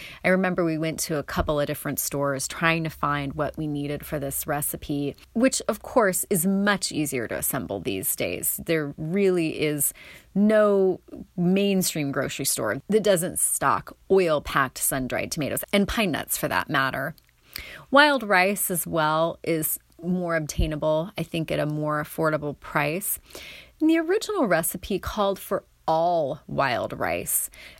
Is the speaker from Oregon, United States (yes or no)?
yes; Coos Bay, Oregon, United States; My mom and I happened to be eating at a bistro in Coos Bay, where I grew up on the South Coast.